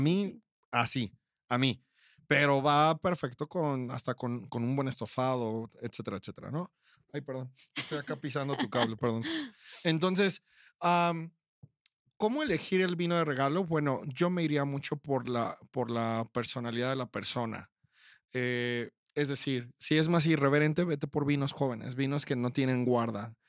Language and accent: Spanish; Mexico